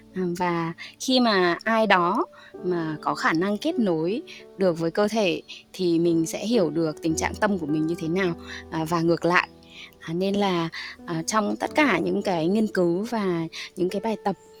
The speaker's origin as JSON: {"language": "Vietnamese", "region": "Hà Tĩnh", "country": "Vietnam", "said": "mình là người Hà Tĩnh"}